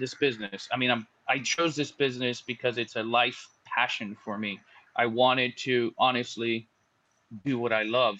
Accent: United States; moved away as an adult; also born or lived in Southeast Asia; we're American and living in other countries

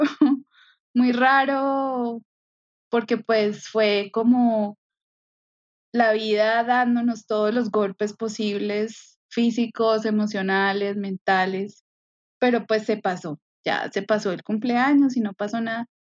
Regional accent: Medellín, Antioquia, Colombia; moved away as an adult; also born or lived in Barranquilla; creciendo en Medellín

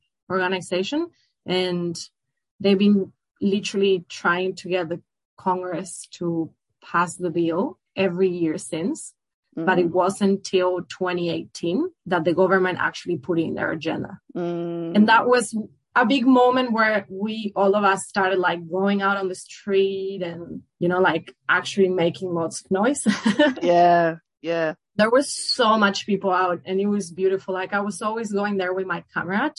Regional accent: Buenos Aires, Argentina; moved away as an adult; now in Melbourne, Australia; I'm Argentinian from Buenos Aires

